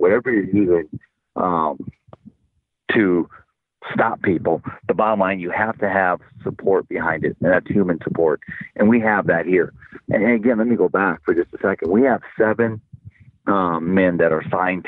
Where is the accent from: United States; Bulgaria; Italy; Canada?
United States; Iowa; now in Cochise County, Arizona, United States; the county back in where I grew up in Iowa